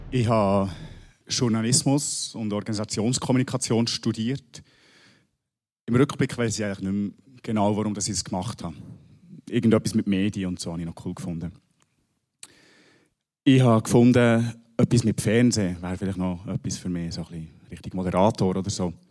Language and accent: German; Bern, Switzerland; Ich komme aus dem Berner Oberland.